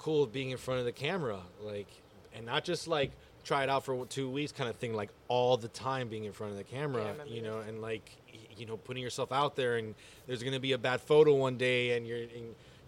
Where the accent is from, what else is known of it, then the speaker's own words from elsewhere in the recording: Miami, Florida, United States; also born or lived in New York City; I was from Miami